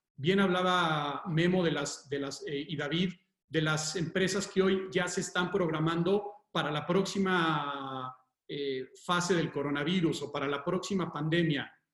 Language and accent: Spanish; Mexico